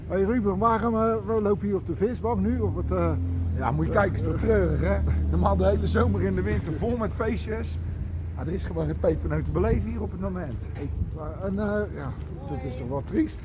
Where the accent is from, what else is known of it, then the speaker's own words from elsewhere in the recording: Vlaardingen, South Holland, Netherlands; Geboren en getogen in Vlaardingen